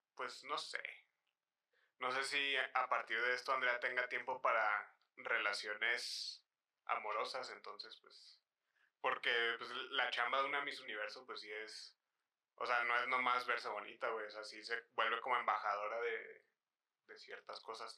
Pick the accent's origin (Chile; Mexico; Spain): Mexico; nuestra cultura como sociedad mexicana